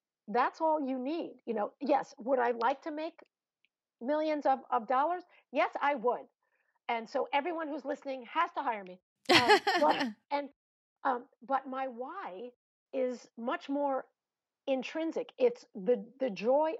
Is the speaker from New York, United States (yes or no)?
yes; Long Island, New York, United States; accent: New York; I'm from Long Island.